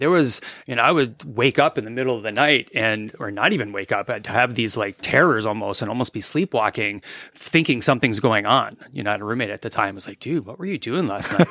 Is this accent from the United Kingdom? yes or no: no; New England, United States; moved away as an adult; also born or lived in Vermont; now in Dahlonega, United States; I'm originally from New England